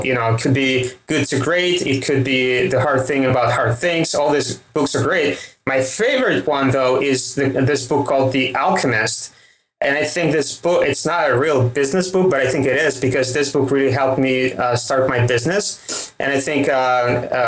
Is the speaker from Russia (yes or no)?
yes; Russia; accent: Russian; English is a second language; my Russian accent